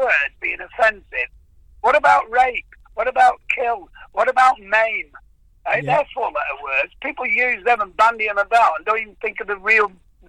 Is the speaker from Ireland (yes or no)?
yes; Ireland